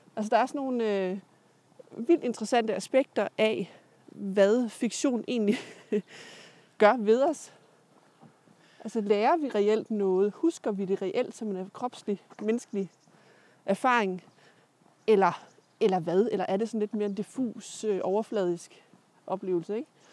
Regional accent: Jutland, Denmark; jeg er fra Jylland

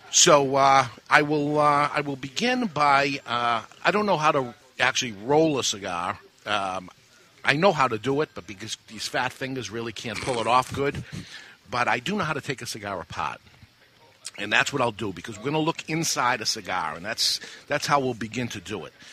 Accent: Massachusetts, United States; growing up in Massachusetts my whole life

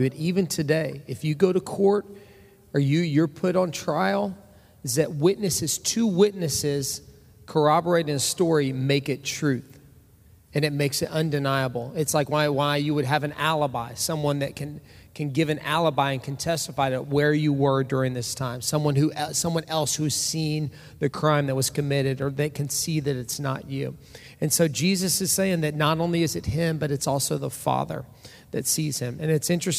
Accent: Orange, Texas, United States; I come from Orange, Texas. That's where I was born and raised

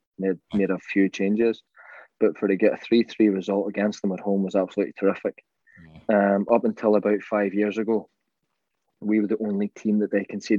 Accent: Ireland; And this is like the funny story of George and I being the Irish players that the bomb squad's called

